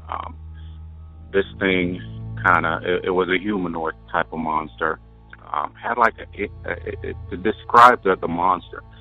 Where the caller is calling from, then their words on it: Wyoming, United States; This is …. I'm calling from Wyoming.